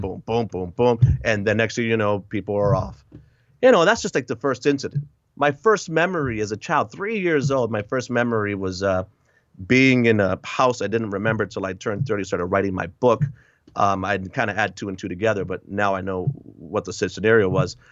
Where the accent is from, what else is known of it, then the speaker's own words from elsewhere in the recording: Hartford, Connecticut, United States; moved away as an adult; also born or lived in Puerto Rico / Lowell, Massachusetts; now in Wisconsin, United States; I grew up in, uh, Connecticut, Massachusetts, those two states